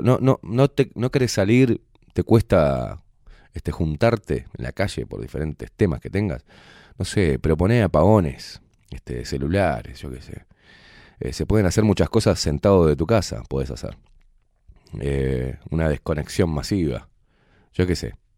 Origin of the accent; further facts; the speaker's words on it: Uruguay; me duele mi país, me duele mi gente, mi vecino, me, duele me duelen los pibes, me duelen, la, me los viejos, me duele el Uruguay